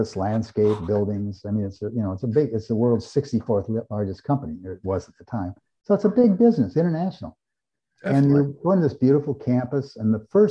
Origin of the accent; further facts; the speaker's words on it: Eugene, Oregon, United States; I grew up in Eugene, Oregon, home of the University of Oregon